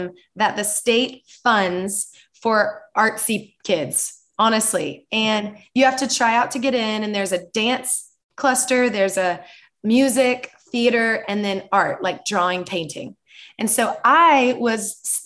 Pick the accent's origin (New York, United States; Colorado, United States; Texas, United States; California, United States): Texas, United States; Dallas; I grew up in Dallas, Texas.